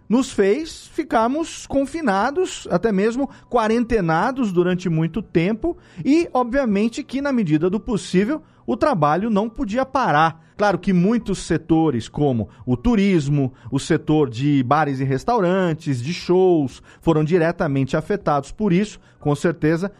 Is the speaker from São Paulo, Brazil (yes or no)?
yes; Serra Negra, São Paulo, Brazil; Eu moro aqui em Serra Negra, aqui no interior de São Paulo, minha terra natal